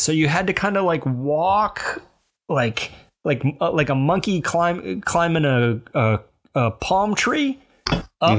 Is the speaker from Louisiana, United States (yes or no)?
no; Alabama Gulf Coast, United States; moved away; I grew up in that little tail of Alabama that sticks down and touches the Gulf of Mexico